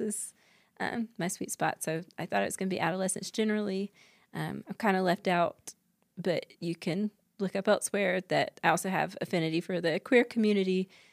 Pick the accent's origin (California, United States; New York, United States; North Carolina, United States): North Carolina, United States; now in Utah, United States; I grew up in North Carolina